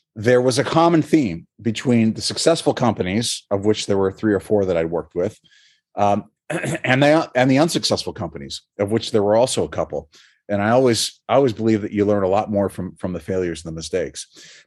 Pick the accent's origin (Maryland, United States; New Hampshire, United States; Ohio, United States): New Hampshire, United States; moved away; I'm from New Hampshire originally.